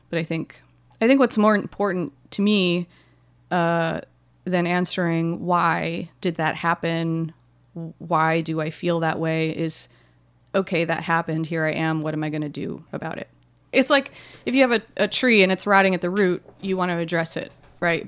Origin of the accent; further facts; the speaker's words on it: Hawaii, United States; I grew up in Hawaii